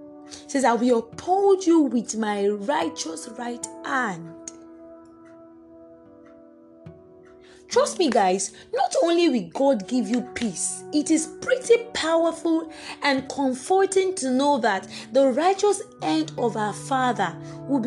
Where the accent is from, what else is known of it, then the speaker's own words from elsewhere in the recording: Nigeria; +234, I'm in Nigerian actually